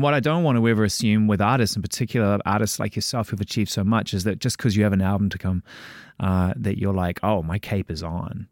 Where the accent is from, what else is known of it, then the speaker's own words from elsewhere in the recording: New Zealand; moved away; also born or lived in London; I'm from, I'm from New Zealand via London.